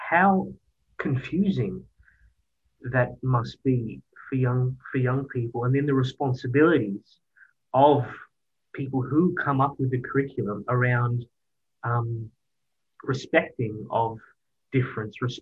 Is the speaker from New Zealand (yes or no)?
no; Australia; I'm valued. I'm Australian.